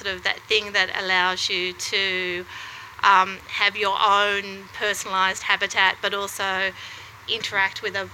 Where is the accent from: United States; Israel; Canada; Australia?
Australia; Wollongong, New South Wales; now in Melbourne, Australia; I grew up in Wollongong